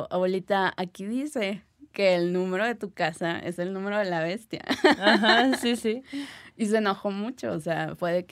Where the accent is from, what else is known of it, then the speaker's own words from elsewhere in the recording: Gómez Palacio, Durango, Mexico; no sé si es también por donde yo, de donde yo vengo, que es una ciudad de Durango, se llama Gómez Palacio, entonces... Eh, allá es una ciudad evidentemente muy pequeña y que tiene mucha historia por la revolución.